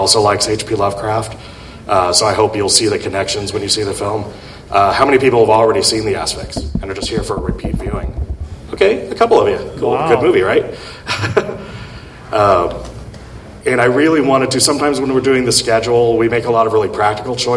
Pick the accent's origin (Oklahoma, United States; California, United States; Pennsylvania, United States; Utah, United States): California, United States; San Diego; moved away; I grew up in San Diego. Originally